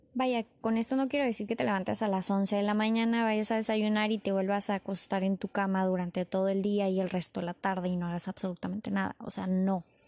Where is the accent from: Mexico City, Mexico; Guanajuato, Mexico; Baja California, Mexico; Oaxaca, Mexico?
Baja California, Mexico; Tijuana; Yo soy de Tijuana, Baja California.